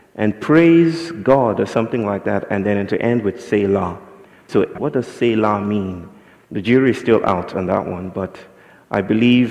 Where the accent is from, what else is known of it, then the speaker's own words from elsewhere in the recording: Nigeria; I'm from Nigeria